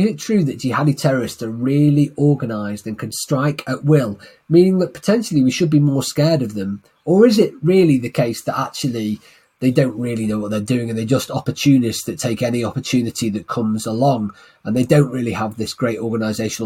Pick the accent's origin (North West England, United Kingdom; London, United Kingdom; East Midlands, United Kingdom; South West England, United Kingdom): North West England, United Kingdom; Manchester; my hometown of Manchester